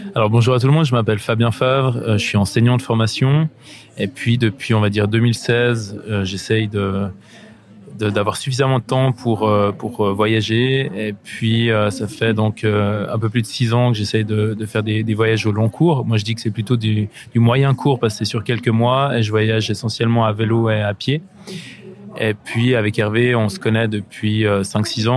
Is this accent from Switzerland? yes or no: yes; Switzerland; là je me trouve sur une plage au bord du lac Léman, chez moi en Suisse